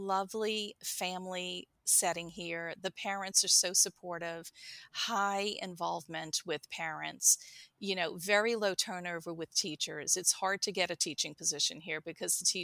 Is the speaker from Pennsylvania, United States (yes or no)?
no; St. Bernard Parish, outside New Orleans, Louisiana, United States; moved away as an adult; now in Mandeville, United States; I grew up in St. Bernard Parish, but Hurricane Katrina in 2005 transplanted my family to Mandeville.